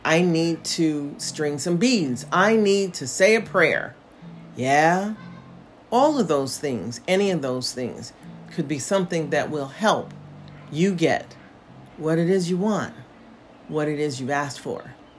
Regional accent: United States; moved away as an adult; now in Portugal; as an American

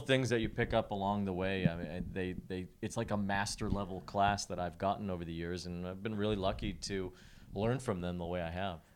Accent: Chicago, Illinois, United States; moved away; I grew up in Chicago

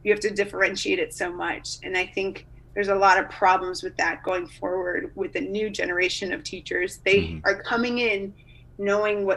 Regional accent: Chicago, Illinois, United States; the city where I grew up in the Chicagoland area

